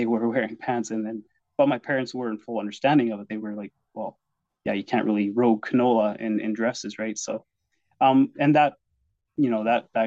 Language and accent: English; Vauxhall, Alberta, Canada; also born or lived in Simcoe, Ontario; now in Taber, Canada; I think I was maybe 2 years old when we moved from Ontario to Vauxhall or Anshan area. And that's where I grew up